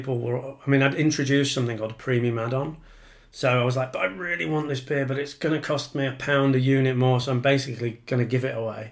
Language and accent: English; Yorkshire and the Humber, United Kingdom; moved away as an adult; now in Penge, London, United Kingdom; I'm from Yorkshire, as you might be able to hear, but I'm 11 years now a Pengeite